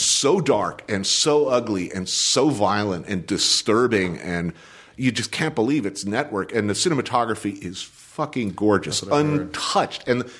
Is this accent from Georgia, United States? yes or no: no; New Jersey, United States; It's like I grew up in New Jersey, but people didn't look like that and where I came from.